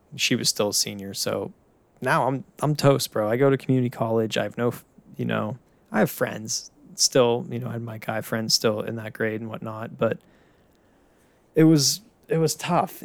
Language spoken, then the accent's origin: English; Pittsburgh, Pennsylvania, United States; now in Tampa, United States; born and raised in Pittsburgh